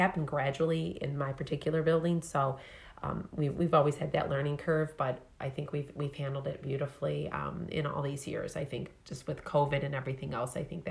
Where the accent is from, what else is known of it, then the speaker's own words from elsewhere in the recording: Fraser, Michigan, United States; growing up in Fraser myself